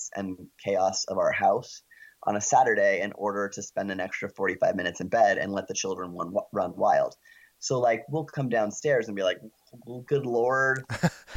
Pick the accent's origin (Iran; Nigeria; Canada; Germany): Canada; we're Canadian